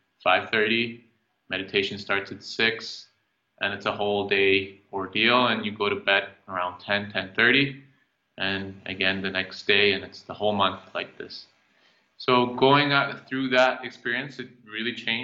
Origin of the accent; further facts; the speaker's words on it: Iran; moved away; also born or lived in Calgary, Canada; I was born in Iran. I moved to Canada in 97. I lived in Calgary